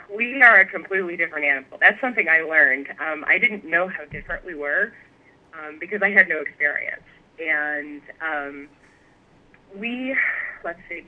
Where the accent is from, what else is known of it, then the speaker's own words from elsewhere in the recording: Chicago, Illinois, United States; moved away as an adult; now in Indiana, United States; I grew up on the south side of Chicago that's where I was born and raised